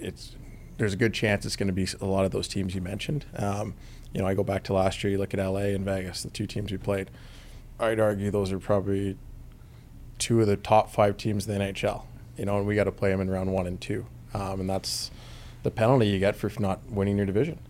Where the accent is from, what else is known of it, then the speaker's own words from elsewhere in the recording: Vancouver, British Columbia, Canada; moved away as an adult; also born or lived in Atlanta; I come from Vancouver, you know, which is kind of a melting pot for a lot of different cultures. I go as an eighteen-year-old to Atlanta